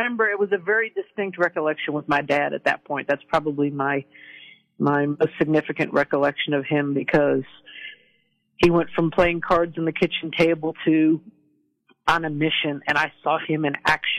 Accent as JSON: {"language": "English", "town": "Virginia Beach", "region": "Virginia", "country": "United States", "tie": "born there", "said": "Well, I was born at Virginia Beach Hospital, which no longer exists."}